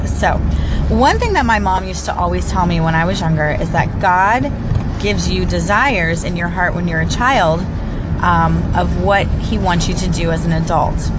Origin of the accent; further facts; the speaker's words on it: Central Florida, United States; also born or lived in St. Petersburg, Florida; now in Orlando, United States; I was born in St. Petersburg, Florida, and moved to the Central Florida area after that and lived there my entire life.